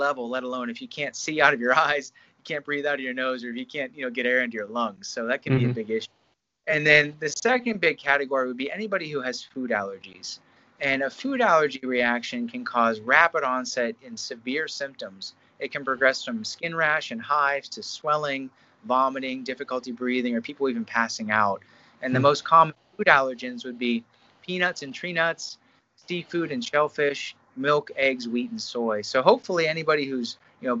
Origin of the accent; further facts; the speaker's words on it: Pittsburgh, Pennsylvania, United States; now in Columbus, United States; I'm from Pittsburgh originally, so I'm born and raised.